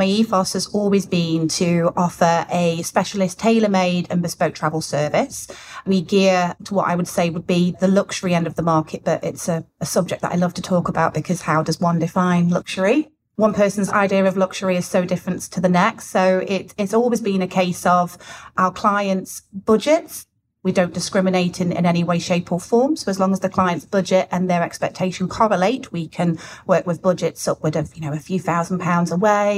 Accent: Nottingham, East Midlands, United Kingdom; I'm from Nottingham originally

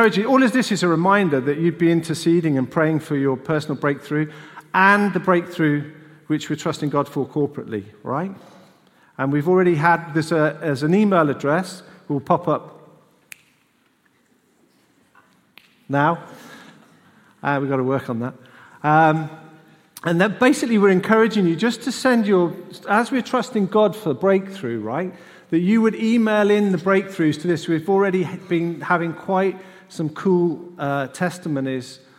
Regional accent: United Kingdom; We just forget we're British

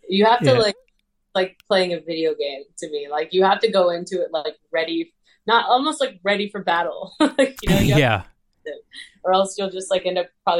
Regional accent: Winchester, United States; now in Bradley Beach, United States; I remember growing up in Winchester

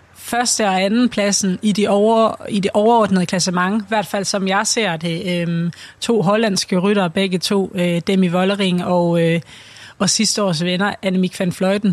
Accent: Denmark

